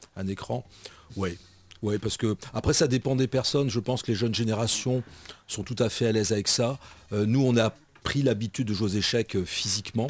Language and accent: French; Nord-Pas-de-Calais, Hauts-de-France, France; moved away as an adult; also born or lived in Charente; je suis originaire du Nord-Pas-de-Calais.